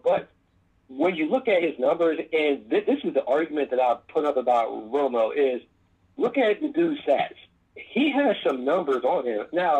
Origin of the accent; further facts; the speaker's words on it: United States; growing up in Eagles country, they call it, it was, I was born in 1982.